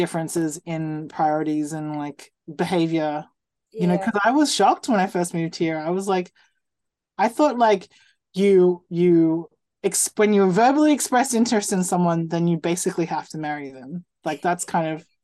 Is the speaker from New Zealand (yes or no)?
yes; New Zealand; I'm from New Zealand